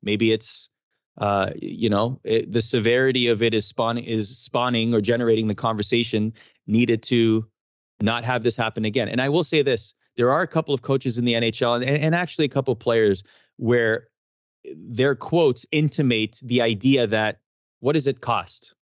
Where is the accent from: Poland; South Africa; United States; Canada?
Canada; as a Canadian